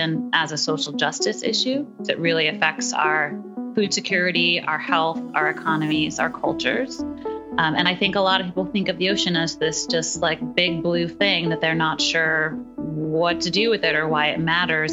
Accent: New York City, New York, United States; I grew up in Brooklyn

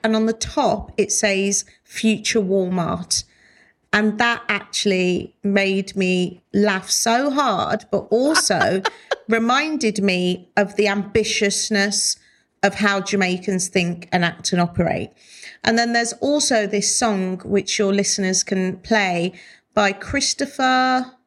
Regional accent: Wolverhampton, West Midlands, United Kingdom; moved away; I love Wolverhampton and I love going back. And I eventually do want to buy a house there and spend more time there. I love my hometown.

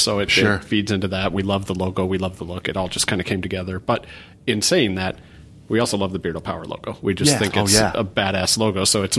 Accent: Idaho, United States; moved away as an adult; now in Litchfield Park, United States; I'm from Idaho.

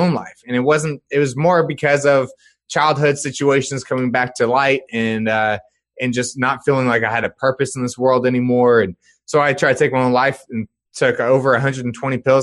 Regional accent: Dallas-Fort Worth area, Texas, United States; I was born and raised in the Dallas-Fort Worth area of Texas

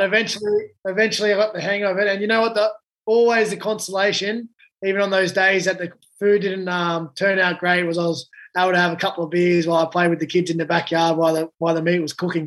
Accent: Blacktown, New South Wales, Australia; I grew up in Blacktown

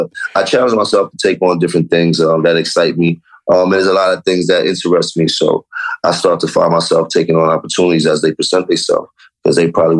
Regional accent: New York, United States; And I'm from Harlem. All you learned about was hustling when you're Harlem.

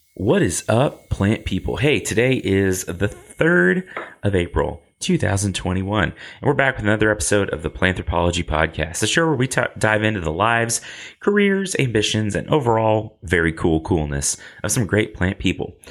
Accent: Lubbock, Texas, United States; accent: Texas drawl; I grew up in Lubbock, America. And so sometimes I talk with a Texas drawl

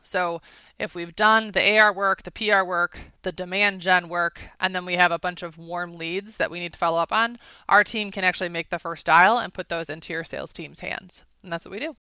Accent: Schaumburg, Illinois, United States; moved away as an adult; now in Atlanta, United States; I'm a Chicago girl, born and raised, Schaumburg, Illinois.

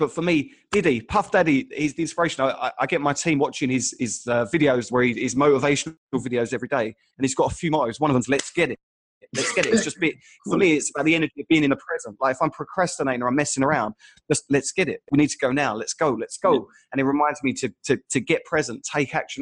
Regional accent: Essex, East of England, United Kingdom; moved away; also born or lived in Sydney; I grew up in Essex

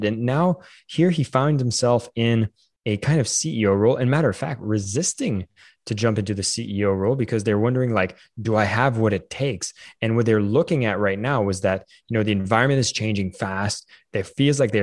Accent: Canada; I'm Canadian

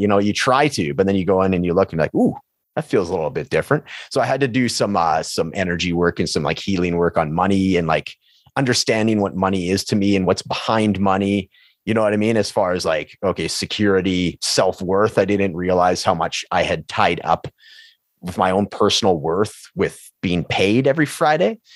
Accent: Prince George, British Columbia, Canada; moved away as an adult; now in Edmonton, Canada; my hometown of Prince George

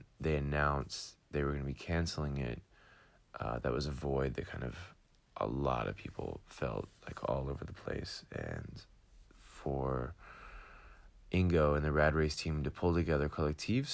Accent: United States; moved away as an adult; also born or lived in Atlanta, Georgia; now in Amsterdam, Netherlands; I'm American, going back to have my own bike shop in Atlanta, Georgia.

